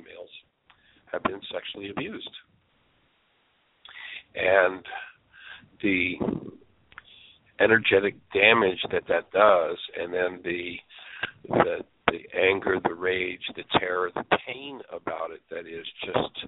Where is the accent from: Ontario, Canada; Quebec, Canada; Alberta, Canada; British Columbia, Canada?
Ontario, Canada; Southern; now in Orlando, United States; I'm originally from Southern Ontario, Canada